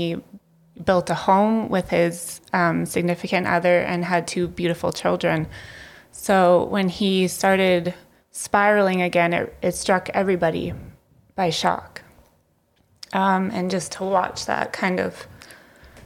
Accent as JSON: {"language": "English", "town": "Lethbridge", "region": "Alberta", "country": "Canada", "tie": "born or raised there", "said": "I was born and raised here in Lethbridge on the south side, and I am now raising my three kids here in Lethbridge on the west side"}